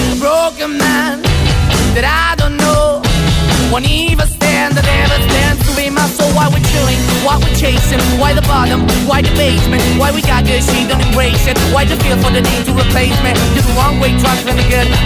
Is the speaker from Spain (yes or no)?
yes; Asturias, Spain; de Asturias.